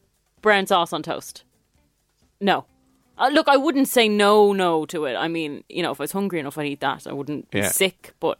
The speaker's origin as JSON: {"language": "English", "country": "Ireland", "said": "We're Irish, remember?"}